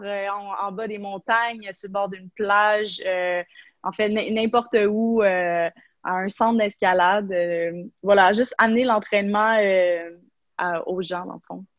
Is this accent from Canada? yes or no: yes; Quebec, Canada